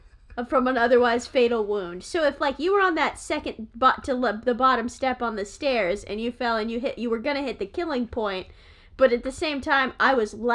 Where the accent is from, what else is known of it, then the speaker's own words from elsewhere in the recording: United States; accent: American; my bad American accent.